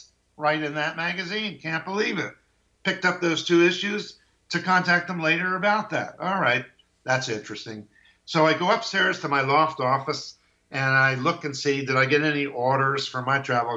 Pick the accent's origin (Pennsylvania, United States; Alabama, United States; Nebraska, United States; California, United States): Pennsylvania, United States; Philadelphia; now in Medford, United States; I'm going from Medford, Oregon to basically Philadelphia, where I grew up